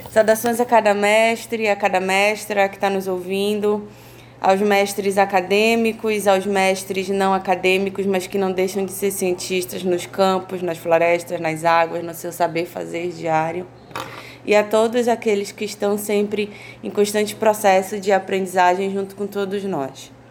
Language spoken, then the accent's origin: Portuguese; Amazon, Brazil; Mas como amazônida e como povo originário, a gente sempre lutou pela alimentação